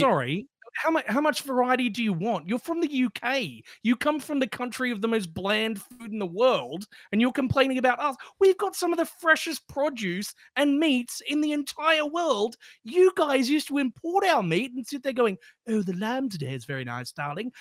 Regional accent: Australia

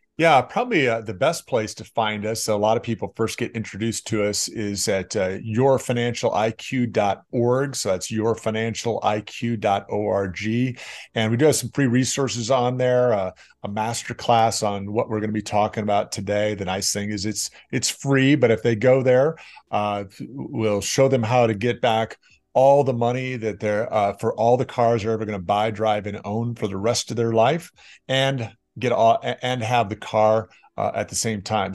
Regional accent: Rock Island, Illinois, United States; also born or lived in Chicago, Illinois / Davenport, Iowa; my hometown, the Quad Cities

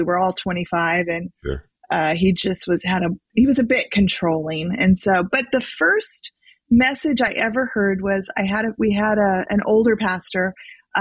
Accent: California, United States; I grew up in California. I've always lived in California.

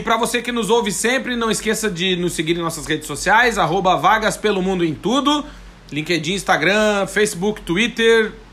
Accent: Rio Grande do Sul, Brazil; now in Portugal; eu que sou gaúcho

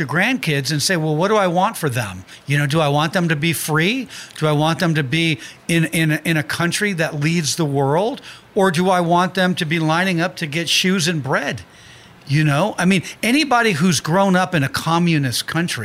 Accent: San Francisco Bay Area, California, United States; I grew up in the San Francisco Bay Area

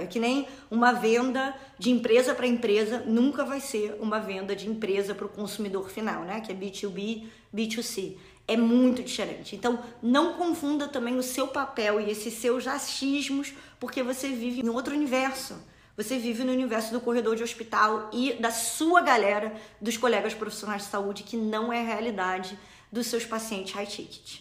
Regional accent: Rio de Janeiro, Brazil; moved away as an adult; now in United States; eu sou original do Rio, moro aqui nos Estados Unidos há cinco anos

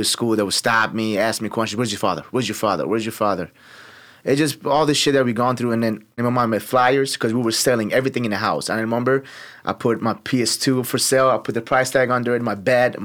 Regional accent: Tehran, Tehran Province, Iran; also born or lived in Turkey; now in Chicago, United States; Born and raised in Tehran, Iran

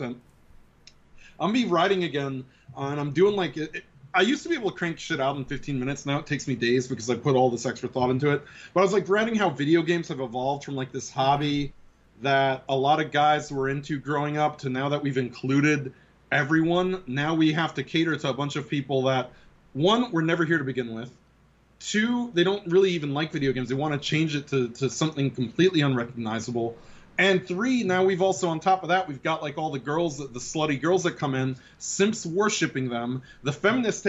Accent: New York City, New York, United States; growing up in the Bronx

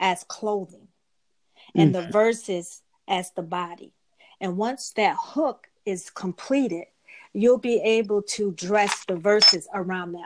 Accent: Rochester, New York, United States; I'm from Rochester, New York. That's upstate New York, like 6 hours away from New York City.

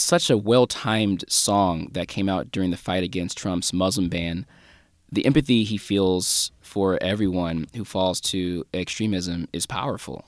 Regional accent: St. Louis, Missouri, United States; … from my hometown, Saint Louis

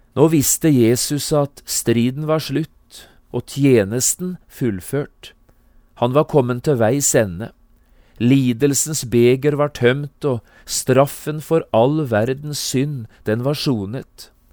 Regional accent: Notodden, Telemark, Norway; Notodden, hjembyen min

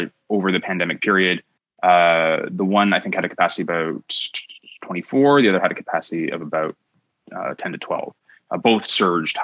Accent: Cambridge, Ontario, Canada; also born or lived in Kitchener, Ontario / Kingston, Ontario; I grew up in Cambridge, Ontario. I was born in Kitchener, Ontario.

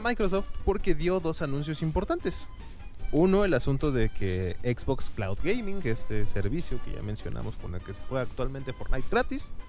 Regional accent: Mexico; somos mexicanos

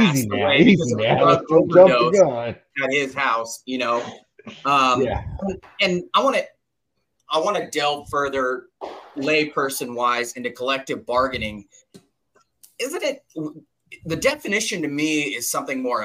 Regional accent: Los Angeles, California, United States; born and raised in Los Angeles, a Raider fan

